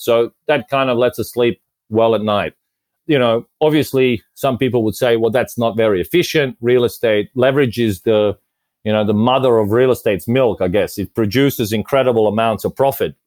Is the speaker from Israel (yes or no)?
no; Australia; moved away as an adult; also born or lived in Croatia / Japan / Vietnam / London; now in Malta; I was originally born in Croatia, so which is I guess southern or eastern Europe or mixture of both. I grew up in Australia since we migrated there